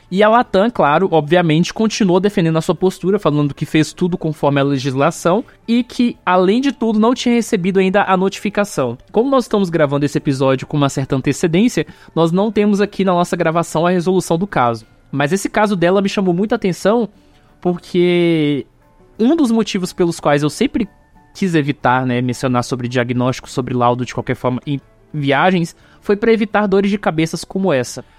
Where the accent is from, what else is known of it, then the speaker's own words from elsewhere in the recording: Minas Gerais, Brazil; also born or lived in São Paulo; now in Goiás, Brazil; Eu vivi minha infância em Minas, foi lá que eu fui alfabetizado, então culturalmente eu sou mineiro